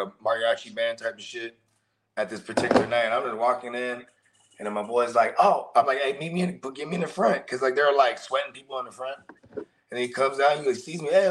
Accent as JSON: {"language": "English", "town": "San Jose", "region": "California", "country": "United States", "said": "I'm from San Jose"}